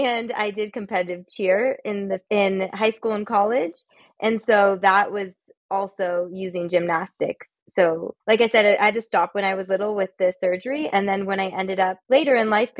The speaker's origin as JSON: {"language": "English", "region": "California", "country": "United States", "tie": "born or raised there", "also_born_or_lived": "Santa Barbara / San Francisco", "moved": "as an adult", "said": "I grew up in California, and that was basically where I lived until I ventured abroad"}